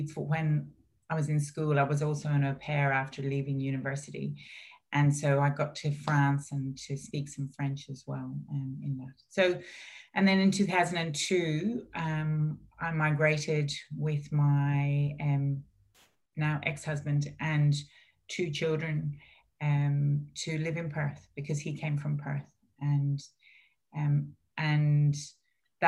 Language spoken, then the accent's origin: English; Ireland; growing up in Ireland